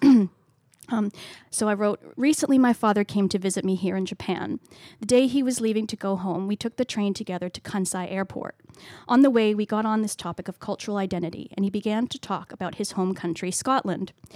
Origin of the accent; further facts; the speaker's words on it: Canada; accent: Canadian; now in Australia; in case you couldn't tell from my accent, I'm Canadian